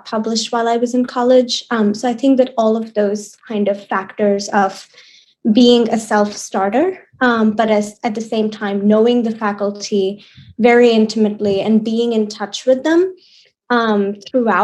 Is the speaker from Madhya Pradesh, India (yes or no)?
yes; Bhopal, Madhya Pradesh, India; moved away as an adult; now in New York, United States; I'm from Bhopal, India, but I live in New York now.